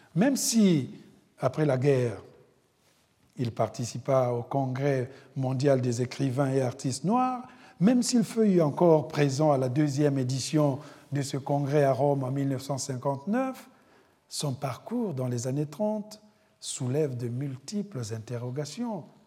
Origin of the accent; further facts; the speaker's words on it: Republic of the Congo; moved away; mon pays d'origine, le Congo-Brazzaville